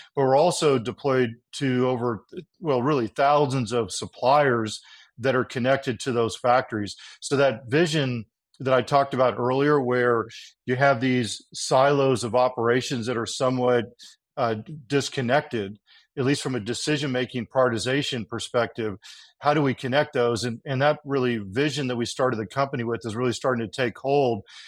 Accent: Texas, United States; also born or lived in California; I was born in California, but then grew up in Texas

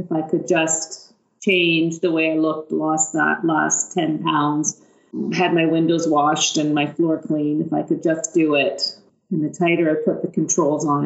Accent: Haliburton, Ontario, Canada; moved away as an adult; now in London, Canada; I grew up in Haliburton and came to London to university

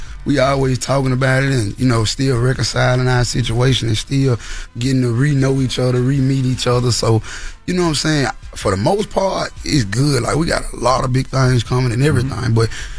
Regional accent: Memphis, Tennessee, United States; You know, I'm from Memphis, Tennessee. Mm-hmm. You know what I'm saying? I grew up on all sides of Memphis, Tennessee. North Memphis, the East Memp

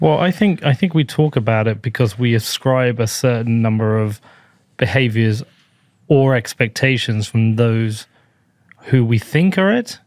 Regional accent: United Kingdom; I am a British person

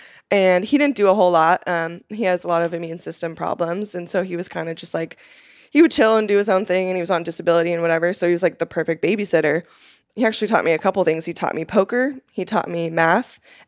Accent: California, United States; Like, for those who don't know, like, I'm from the Central Coast of California. I mean, there isn't anything except for nature there.

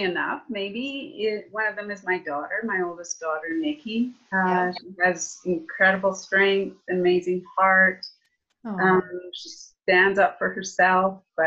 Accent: Calgary, Alberta, Canada; also born or lived in Saskatchewan; I'm from Calgary, Alberta

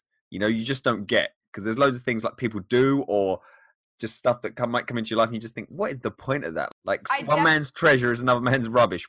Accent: England, United Kingdom; as an English person, when I first came over to America a few times

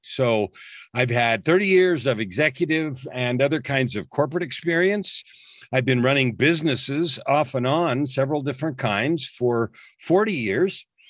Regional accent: San Francisco Bay Area, California, United States; I grew up in the San Francisco Bay Area.

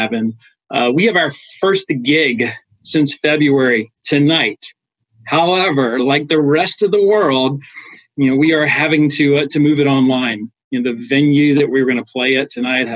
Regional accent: Smithfield, Virginia, United States; also born or lived in Washington, D.C. area; now in Richmond, United States; I grew up in the Tidewater area, specifically okay. A little town called Smithfield, Virginia.

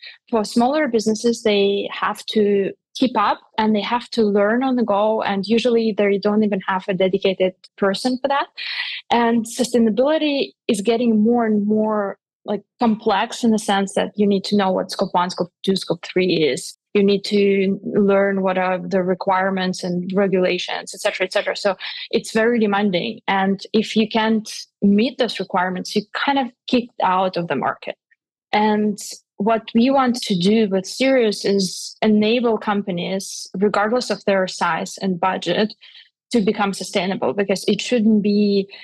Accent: Russia; moved away; also born or lived in Switzerland; I'm originally from Russia

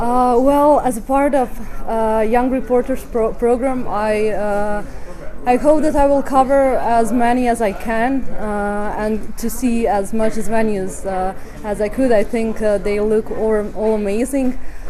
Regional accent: Croatia; I come from Croatia.

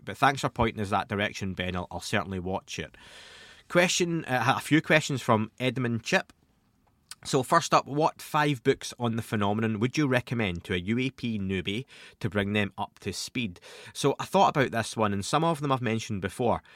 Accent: Scotland, United Kingdom; Being Scottish, being from Scotland, I used to go to the library as a young kid

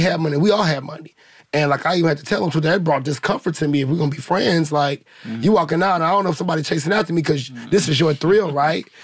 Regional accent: St. Louis, Missouri, United States; now in Los Angeles, United States; I come from St. Louis. You know, I come from the Ferguson era

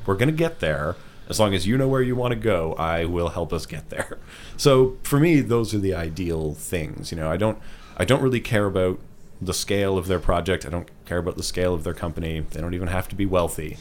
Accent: Ottawa, Ontario, Canada; I'm from Ottawa, which is the smaller of the Canadian cities people may have heard about

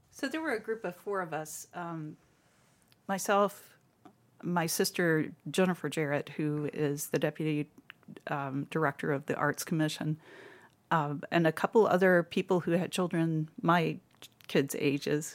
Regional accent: Kentucky, United States; moved away as an adult; also born or lived in Louisville, Kentucky; now in Toledo, United States; I grew up in Kentucky

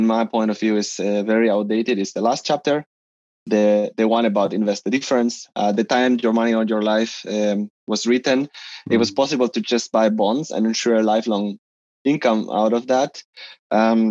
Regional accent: Spain; English is a second language; moved away as an adult; now in Stuttgart, Germany; I come from Spain, but I'm living as an expat in the south of Germany, in Stuttgart, for almost 8 years already. I came in the year 2013 for an Erasmus

